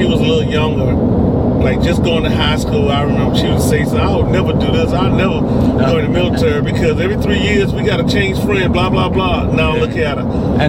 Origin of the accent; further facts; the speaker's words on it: Pennsylvania, United States; we're from Pennsylvania.